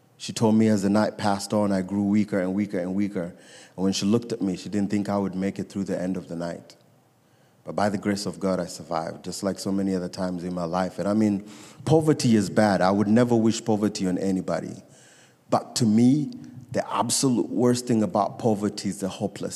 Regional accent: Nairobi, Kenya; I was born and raised in Nairobi, Kenya

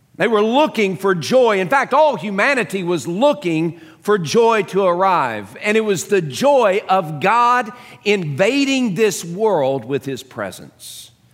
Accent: Dallas, Texas, United States; growing up in Dallas, um, a, as a young kid

